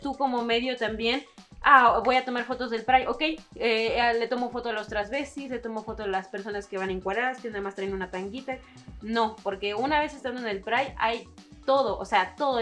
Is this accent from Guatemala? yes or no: no; Xalapa, Veracruz, Mexico; yo que soy de Veracruz, igual que Cristian, bueno, desde la capital de Jalapa